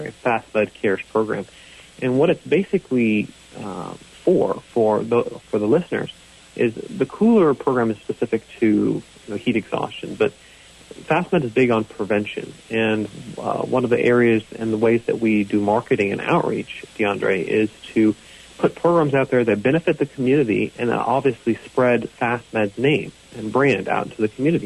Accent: North Carolina, United States; we are from North Carolina

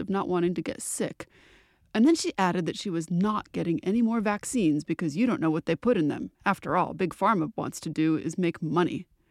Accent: New England, United States; the accent that I grew up with in New England

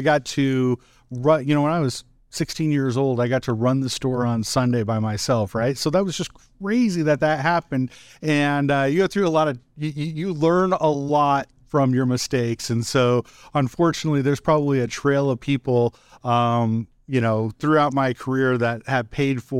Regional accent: Wahoo, Nebraska, United States; growing up in Wahoo, I would say that from a business perspective, Tim, like I had a really really negative view on business

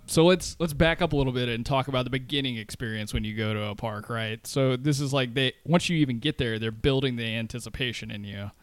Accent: the South, United States; moved away; I grew up in the South

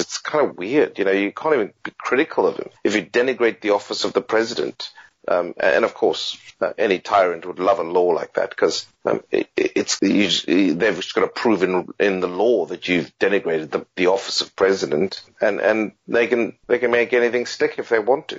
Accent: Zimbabwe; also born or lived in United Kingdom; now in Australia; I still kind of even see myself as Zimbabwean, even though I'm a British citizen now, and and you know maybe soon to be an Australian citizen

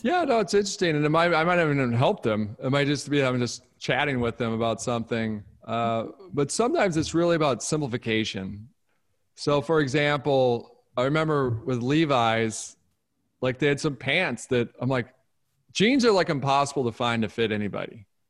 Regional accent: Detroit, Michigan, United States; I grew up in Detroit

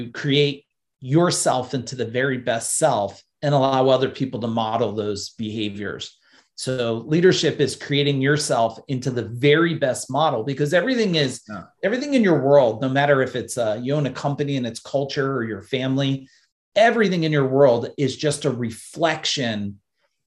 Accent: New Jersey, United States; I was born in New Jersey

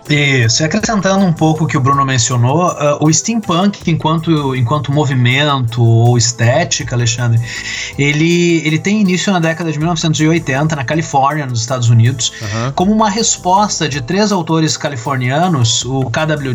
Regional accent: Brazil; quem nós somos como brasileiros

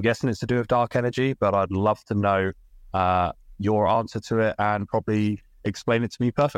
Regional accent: United Kingdom; now in Calgary, Canada; It's … from Calgary, Alberta here. I'm British, but I live in Canada, hence the accent.

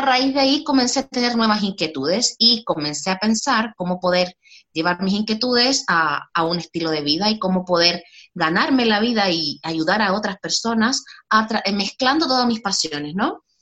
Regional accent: Chile; moved away as an adult; now in Spain; Soy chilena, nací en Chile, pero hace ya casi 10 años que vivo en España

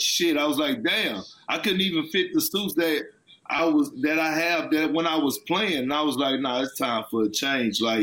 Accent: Texas, United States; I'm from Texas

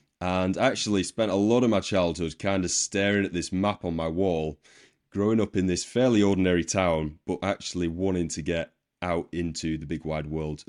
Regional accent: Wigan, North West England, United Kingdom; the place I grew up in Wigan, it's a working class rugby league town in Northern England.

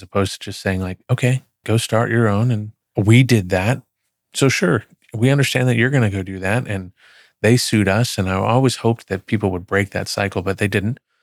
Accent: Plano, Texas, United States; moved away as an adult; also born or lived in Dallas, Texas / Oklahoma / Wichita, Kansas; I grew up in Plano from third grade on

